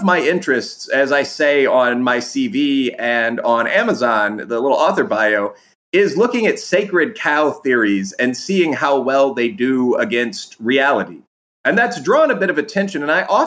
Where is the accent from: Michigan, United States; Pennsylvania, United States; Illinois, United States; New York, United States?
Illinois, United States; Chicago; moved away as an adult; also born or lived in Aurora, Illinois; now in Frankfort, United States; I grew up in Chicago. I was born in the city itself, lived in pre-gentrification Wicker Park on the north side for quite